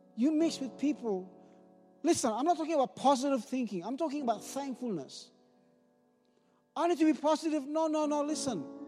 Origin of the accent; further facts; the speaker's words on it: Ambon, Maluku, Indonesia; now in Sherbrooke, Australia; I grew up in Ambon, in the, the island of Ambon